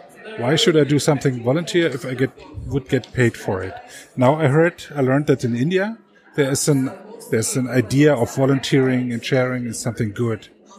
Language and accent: English; East Germany, Germany; I grew up in East Germany. We had no freedom. We could not travel everywhere, but we are well educated, and we had we lived in good flats, and we had every time something to eat